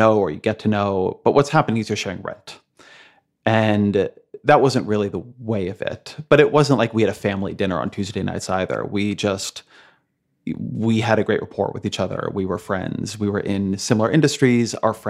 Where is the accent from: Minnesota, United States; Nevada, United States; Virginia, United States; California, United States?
California, United States; Irvine; also born or lived in Washington, D.C.; now in New York, United States; I grew up in Irvine, which is very suburban.